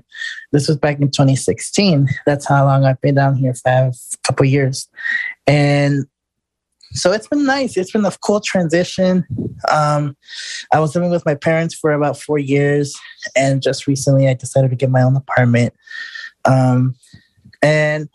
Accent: Chicago, Illinois, United States; moved away as an adult; now in Houston, United States; I'm originally from Chicago. I've been independent over there for all my life. I was born and raised up there

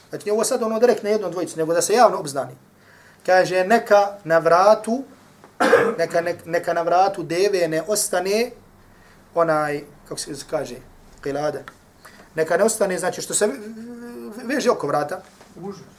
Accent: Herzegovina, Bosnia & Herzegovina; dole kod nas u Hercevni

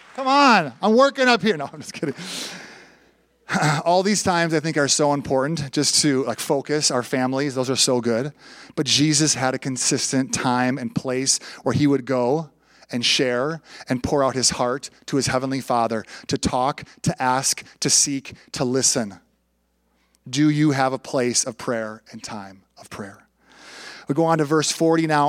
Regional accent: Minneapolis–Saint Paul, Minnesota, United States; moved away as an adult; also born or lived in Bolivia / Panama; I grew up in the Twin Cities, went to the University of St. Thomas

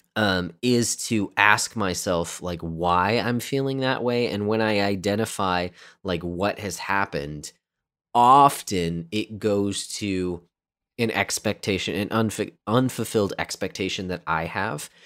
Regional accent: United States; I say this as an American

